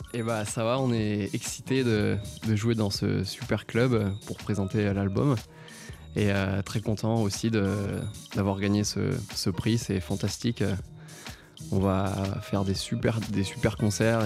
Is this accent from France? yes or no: yes; Nice, Provence-Alpes-Côte d'Azur, France; moved away as an adult; also born or lived in Annecy; now in Paris, France; je suis issu du Sud, j'ai vécu 12 ans à Nice